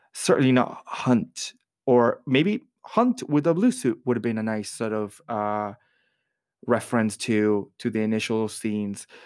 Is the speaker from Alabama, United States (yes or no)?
no; Florida, United States; I grew up in Florida